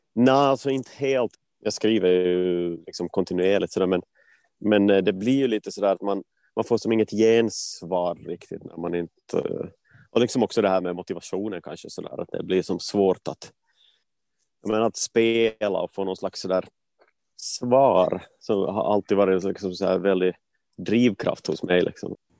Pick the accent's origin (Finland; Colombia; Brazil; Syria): Finland; Vaasa, Ostrobothnia; moved away as an adult; also born or lived in Gothenburg, Sweden / Stockholm, Sweden; now in Sweden; alltså är född eh, i, Vasa och flyttade till Sverige för ja, men, dryga tio år sedan, tolv år sedan nästan nu